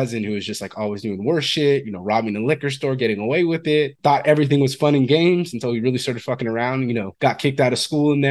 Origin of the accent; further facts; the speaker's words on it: Fresno, California, United States; I'm from Fresno, California.